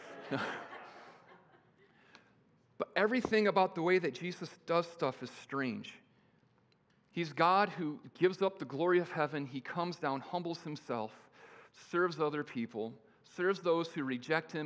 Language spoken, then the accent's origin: English; Kalamazoo, Michigan, United States; I was born via cesarean in Kalamazoo, Michigan